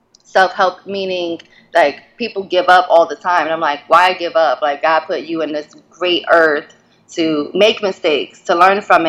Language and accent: English; New York, United States; now in DMV (Washington, D.C. area), United States; I'm from New York originally, but I stay out in DMV